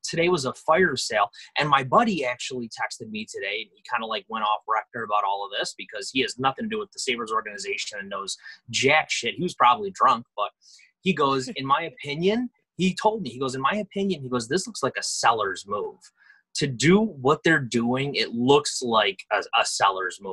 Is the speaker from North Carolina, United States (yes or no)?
no; Rochester, New York, United States; I'm from Rochester, born and raised.